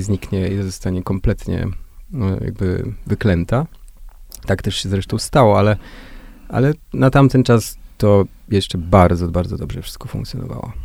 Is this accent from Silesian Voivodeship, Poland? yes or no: no; Jarosław, Subcarpathian Voivodeship, Poland; Jestem z małego miasta, z Jarosławia